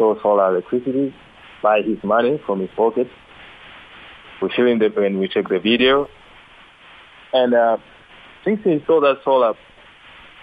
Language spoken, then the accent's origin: English; Lushoto, Tanga Region, Tanzania; now in Dar es Salaam, Tanzania; I'm from Lushoto, Tanga, but currently I live in Dar es Salaam, the capital city of Tanzania.